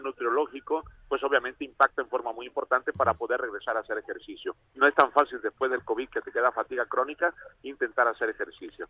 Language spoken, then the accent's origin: Spanish; Tabasco, Mexico; De Tabasco